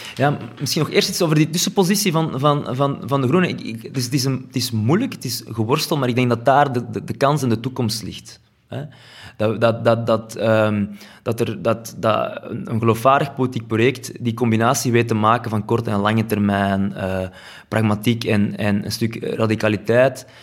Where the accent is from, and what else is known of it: Flanders, Belgium